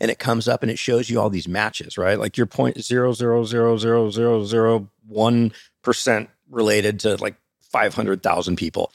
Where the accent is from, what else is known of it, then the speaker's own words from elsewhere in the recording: Newport Beach, California, United States; growing up in Newport Beach in the eighties